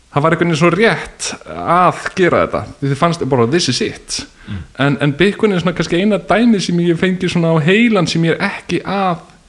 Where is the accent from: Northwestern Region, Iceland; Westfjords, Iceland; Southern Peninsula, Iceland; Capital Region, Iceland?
Westfjords, Iceland; Bolungarvík; Bólungavík, þar sem ég, ég var um frá